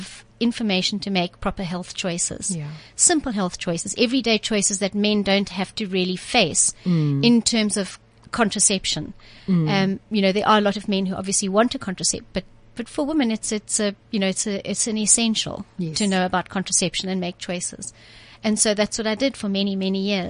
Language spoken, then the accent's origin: English; Cape Town, Western Cape, South Africa; also born or lived in Zimbabwe; I'm from Cape Town. I was born in Zimbabwe, proudly